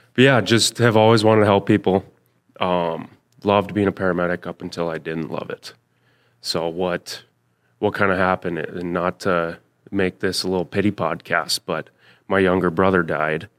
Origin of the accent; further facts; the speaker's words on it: Thief River Falls, Minnesota, United States; from Thief River Falls, Minnesota.